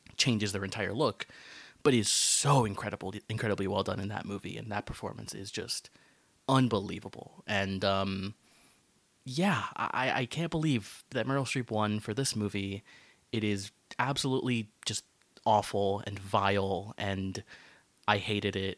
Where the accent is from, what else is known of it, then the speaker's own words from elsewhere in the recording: United States; I grew up in America